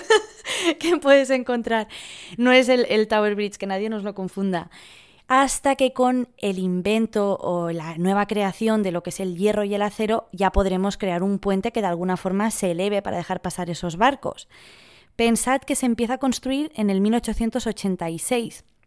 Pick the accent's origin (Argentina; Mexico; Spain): Spain; Barcelona, Catalonia; moved away as an adult; now in London, United Kingdom; Somos de la misma ciudad, de Barcelona, y llevo tres años en Londres